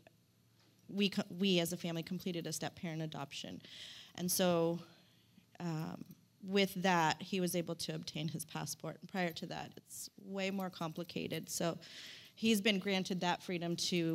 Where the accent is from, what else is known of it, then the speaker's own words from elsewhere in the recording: Stockton, California, United States; also born or lived in South Sacramento, California; I'm just a regular old girl from Stockton. I'm from South Sac